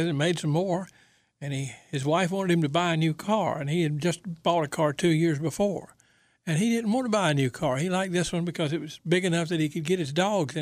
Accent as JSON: {"language": "English", "town": "Goldsboro", "region": "North Carolina", "country": "United States", "tie": "born or raised there", "moved": "yes", "lives_now": "Raleigh, United States", "said": "I'm from Goldsboro, and when I was young, the Chevrolet dealer was Cobb Motor Company"}